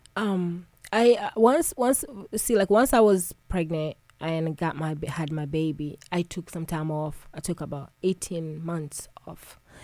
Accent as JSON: {"language": "English", "country": "Tanzania", "tie": "born or raised there", "moved": "yes", "said": "I'm originally from East Africa, Tanzania. And, you know, growing up home with my grandmother"}